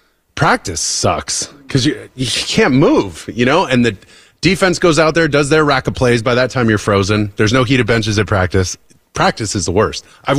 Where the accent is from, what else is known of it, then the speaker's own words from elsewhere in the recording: California, United States; I was a sissy from California.